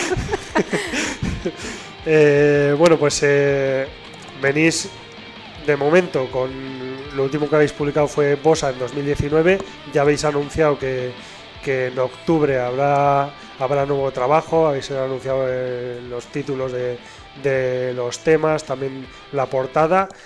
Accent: Basque Country, Spain; en euskera tenemos una palabra

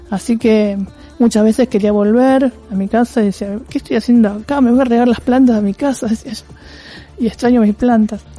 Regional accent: Argentina; en principio soy naturalmente resiliente, como muchos argentinos, ¿no?

